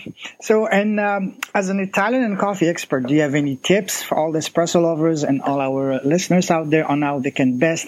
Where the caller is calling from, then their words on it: China; I'm calling you from China. It's 11 p.m. here in China